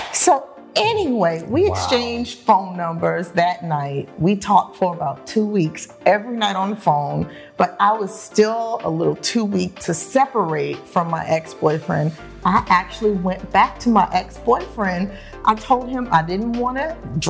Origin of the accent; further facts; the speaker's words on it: New York City, New York, United States; I was born and raised in New York.